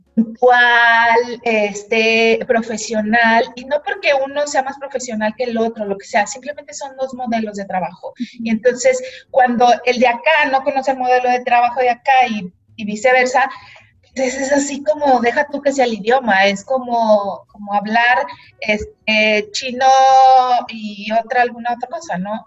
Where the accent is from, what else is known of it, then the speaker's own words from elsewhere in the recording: Mexico; la primer mexicana eh, nacida y crecida, digamos, en México